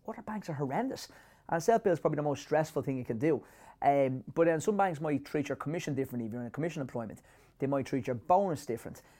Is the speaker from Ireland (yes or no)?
yes; Ireland; as Irish people